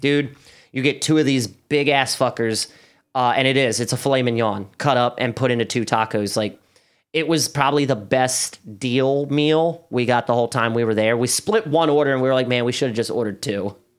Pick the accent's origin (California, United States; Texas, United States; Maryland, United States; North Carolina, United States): Maryland, United States; Baltimore; I don't say Highland Town